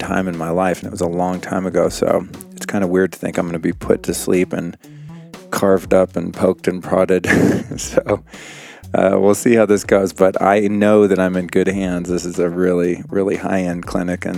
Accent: Aspen, Colorado, United States; moved away; I'm originally from Aspen

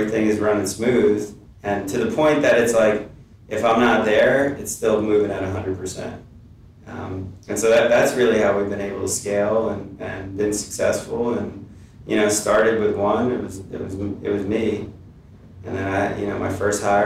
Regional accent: New York City, New York, United States; moved away as an adult; also born or lived in Ann Arbor, Michigan / Columbus, Ohio; I'm from New York

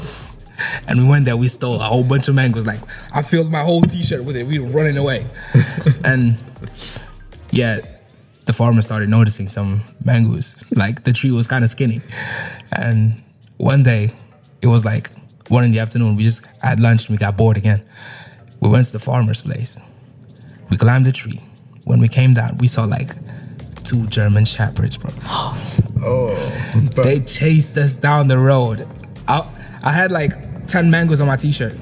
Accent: Lisbon, Portugal; moved away as an adult; now in United Kingdom; I was born and raised in Portugal, Lisbon. And I moved in 2020. I moved to the UK in 2020.

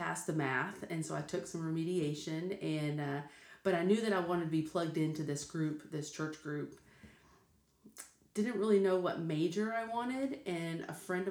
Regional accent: Denver City, Texas, United States; I grew up in West Texas in a very small town, like three stoplights, Denver City, Texas.

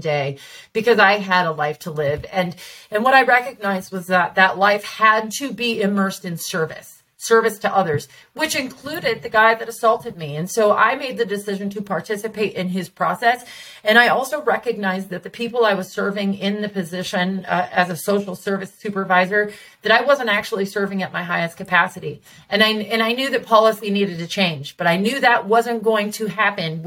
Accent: Tacoma, Washington, United States; moved away as an adult; also born or lived in Seattle, Washington; now in Vista, United States; I'm from Tacoma, and I was raised on the hilltop and on the east side

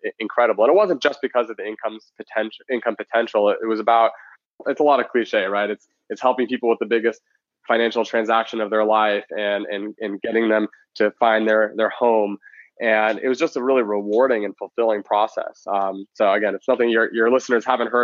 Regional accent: Palos Verdes, California, United States; also born or lived in San Luis Obispo, California / Silicon Valley; now in San Francisco, United States; I grew up in Southern California

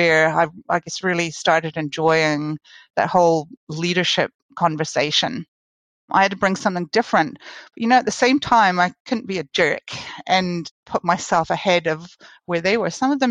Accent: Canada; now in New Zealand; I am Canadian, but I've spent most of my career in New Zealand

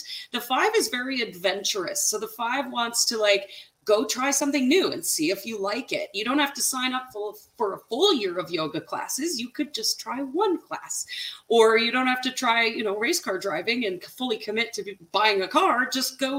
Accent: Canada; I'm Canadian

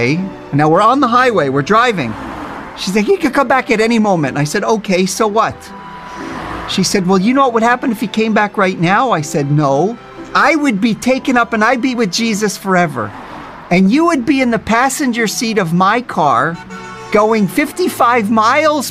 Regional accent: New Jersey, United States; born or raised there; now in Israel

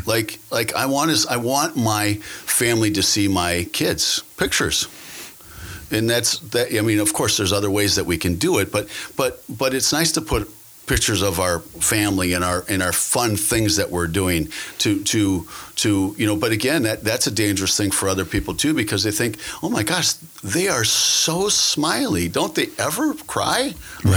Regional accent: Green Bay, Wisconsin, United States; also born or lived in South Florida; I'm born and raised in Green Bay, Wisconsin

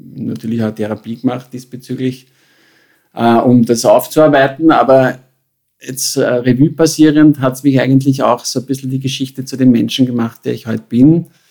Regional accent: Carinthia, Austria; moved away as an adult; ich bin geboren in, worden in Kärnten, hineingeboren in eine schwierige Familienkonstellation

